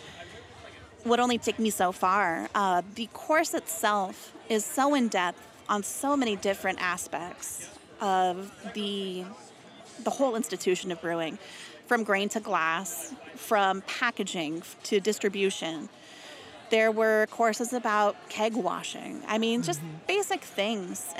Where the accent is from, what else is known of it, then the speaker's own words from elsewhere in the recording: Colorado, United States; I grew up in Colorado